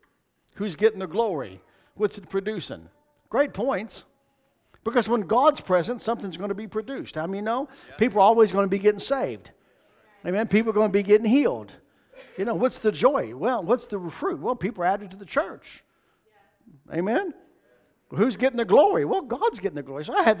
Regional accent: Kentucky, United States; moved away as an adult; It's Kentucky, from where I'm from. I was born and raised in Kentucky. I don't live there now. I've lived in Florida since 95.

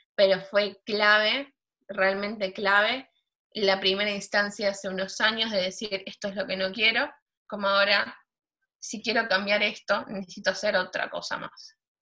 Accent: Buenos Aires, Argentina; also born or lived in Villa 1-11-14, Buenos Aires; Yo viví toda mi vida en Flores. Después, a los 16 años, me, me mudé.

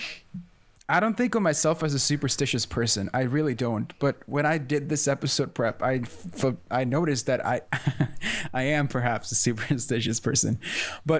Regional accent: Sweden; there's this thing I grew up with here in Sweden

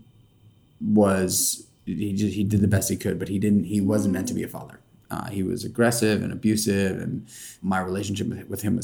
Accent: New York City, New York, United States; I'm born and raised in New York City. I grew up in Manhattan.

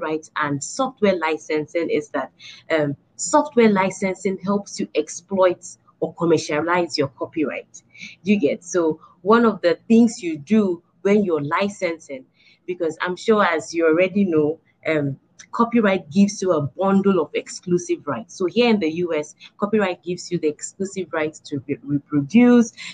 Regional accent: Nigeria; moved away; I'm a Nigerian at the core, through and through.

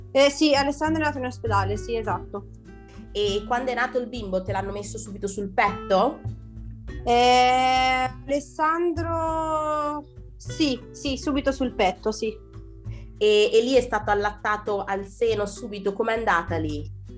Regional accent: Tuscany, Italy; eh, vengo dalla Toscana ho 28 anni e 4 figli.

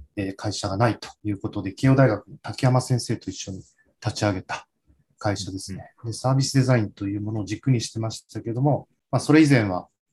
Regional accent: suburbs of Tokyo, Japan; 私自身が東京郊外出身

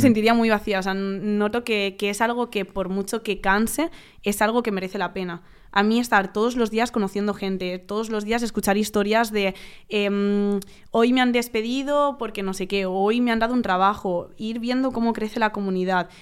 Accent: Valencia, Valencian Community, Spain; moved away as an adult; now in Madrid, Spain; yo soy de Valencia, pues yo me mudé a Madrid

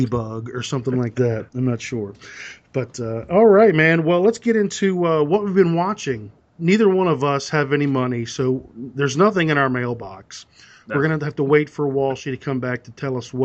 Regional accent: Southern Maryland, United States; I hail from Southern Maryland on the East Coast

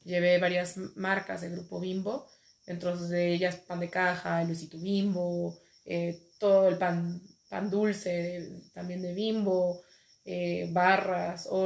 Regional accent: Mexico; also born or lived in Madrid, Spain; soy una chica mexicana emprendedora por naturaleza.

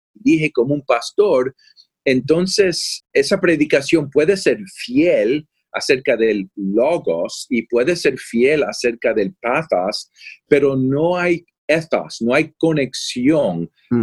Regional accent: Florida, United States; also born or lived in Puerto Rico / California; now in Austin, United States; yo soy de Puerto Rico. A los ocho años nos mudamos a la Florida, en los Estados Unidos, y he vivido en California

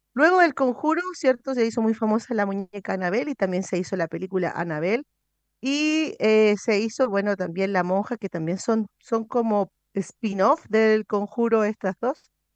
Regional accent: Chile

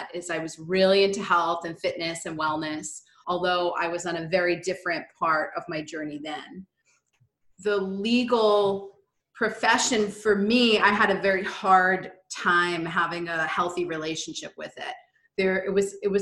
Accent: Hawthorne, New York, United States; We both grew up in a suburb of New York City in Westchester, New York. I grew up in Hawthorne

